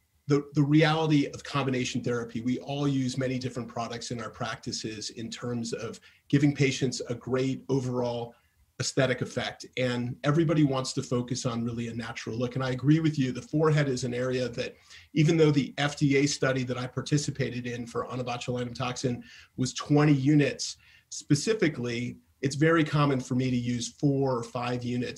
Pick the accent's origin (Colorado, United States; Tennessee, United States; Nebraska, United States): Colorado, United States; Denver; from Denver, Colorado.